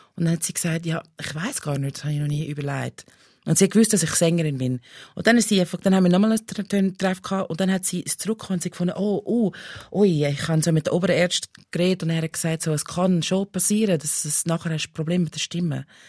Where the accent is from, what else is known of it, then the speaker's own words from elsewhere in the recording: Pennsylvania, United States; German is a second language; moved away as an adult; now in Switzerland; ich bin in den USA aufgewachsen